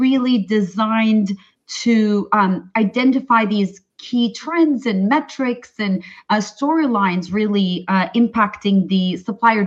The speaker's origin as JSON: {"language": "English", "country": "Turkey", "moved": "yes", "said": "I'm originally from Turkey"}